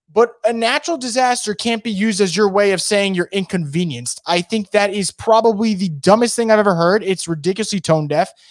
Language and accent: English; New York, United States; I am from New York